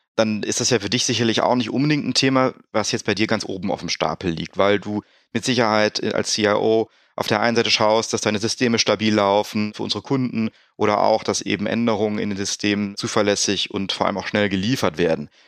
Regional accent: Rhineland, Germany; der Uli und ich als Rheinländer

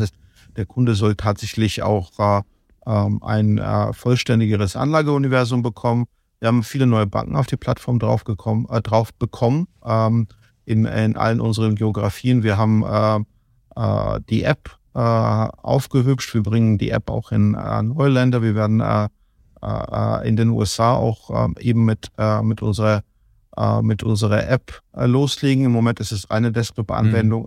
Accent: Kutaisi, Imereti, Georgia; now in Germany; ich komme aus Kutais, ich komme aus der zweitgrößten Stadt

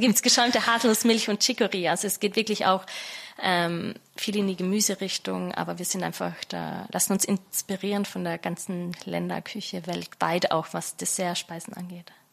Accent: Austria; moved away as an adult; also born or lived in London; now in Berlin, Germany; ich bin gebürtige Österreicherin

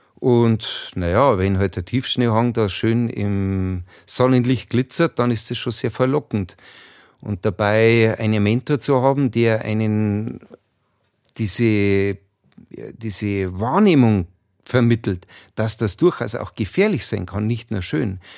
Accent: Chiemgau, Berchtesgadener Land, Bavaria, Germany; wir sind in den Bergen groß geworden, im Chiemgau, im Berchtesgadener Land

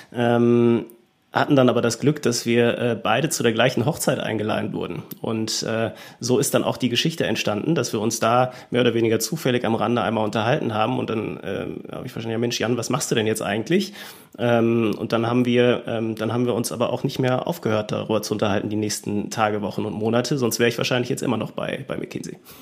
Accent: Germany; ich bin dann aufgewachsen in einer äh, deutschen Kleinstadt

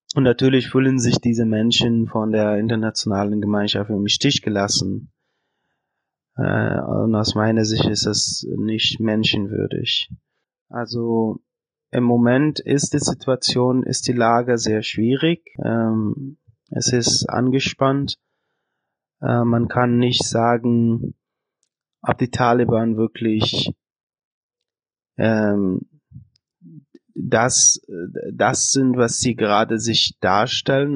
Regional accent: Afghanistan; now in Germany; ich komme aus Afghanistan und wohne seit sechs Jahren in Deutschland

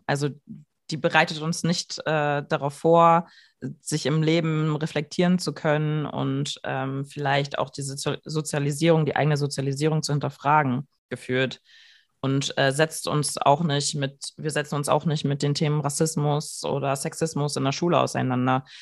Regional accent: Germany; ich einfach deutsch bin

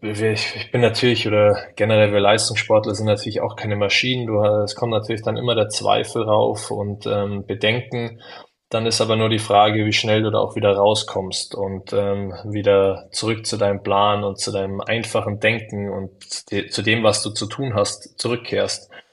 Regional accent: Munich, Bavaria, Germany; als Münchner

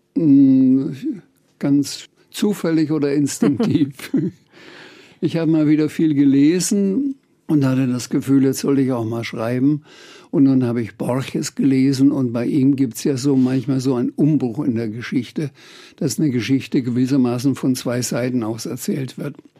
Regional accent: Franconia, Bavaria, Germany; also born or lived in Bamberg / Schweinfurt / Birkenfeld; dass ich Franke bin

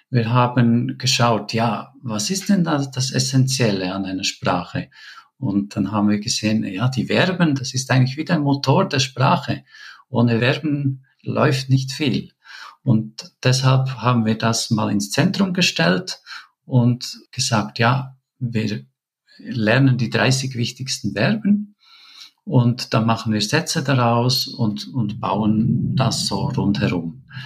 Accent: Switzerland; now in Peru; wir haben einfach andere Vorstellungen als Schweizer, äh, was wir genau möchten mit unseren Kindern.

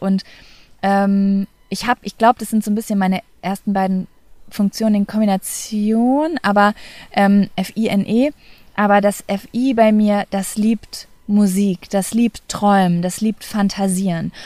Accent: Lübbecke, North Rhine-Westphalia, Germany; moved away as an adult; also born or lived in Cologne; meine Heimatstadt Lübbe

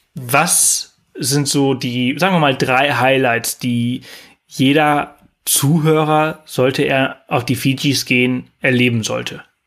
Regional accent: Mallorca, Balearic Islands, Spain; moved away; früher auf Mallorca, äh, wo ich aufgewachsen bin

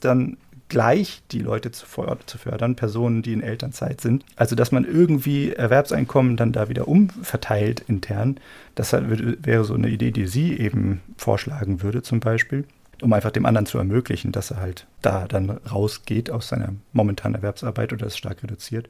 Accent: Germany

